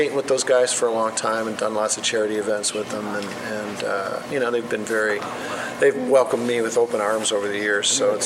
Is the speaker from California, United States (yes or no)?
no; St. Clair Shores, Michigan, United States; I grew up in St. Clair Shores, Michigan